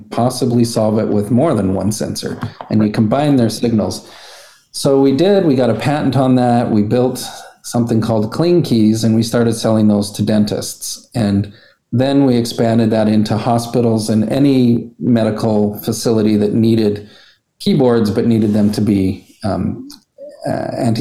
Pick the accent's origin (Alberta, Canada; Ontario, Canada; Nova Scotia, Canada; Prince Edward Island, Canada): Alberta, Canada; we're just from Alberta